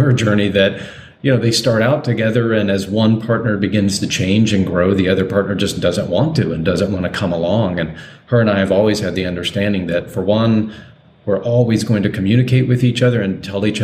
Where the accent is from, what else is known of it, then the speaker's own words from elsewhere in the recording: Deep South, United States; growing up in the Deep South